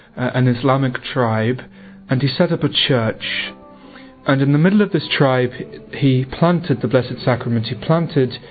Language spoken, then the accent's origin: English; England, United Kingdom; I'm from England, I'm 22